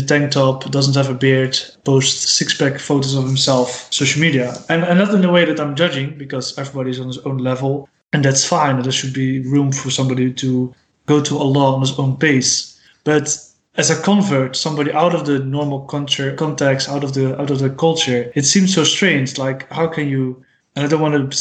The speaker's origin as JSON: {"language": "English", "town": "Rotterdam", "region": "South Holland", "country": "Netherlands", "second_language": "English", "said": "I'm from Rotterdam"}